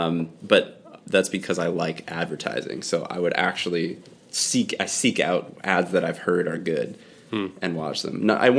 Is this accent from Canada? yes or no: yes; Canada; We're Canadian.